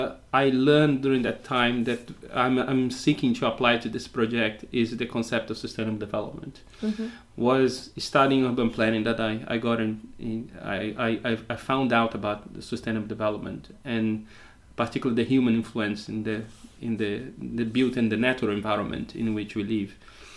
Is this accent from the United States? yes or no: no; Brazil; English is a second language; moved away as an adult; also born or lived in United Kingdom; now in Portugal; I was born in Brazil and spent the last 25 years in the UK.